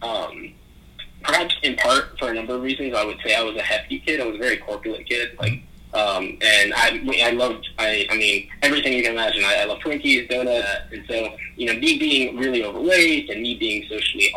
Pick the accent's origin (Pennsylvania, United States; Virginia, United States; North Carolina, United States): North Carolina, United States; Charlotte; also born or lived in Manhattan, New York; I was born in Manhattan, New York. And around the year 2000, I kind of made my move down here to Charlotte, North Carolina, kind of involuntarily so, because my parents were coming down here for economic opportunities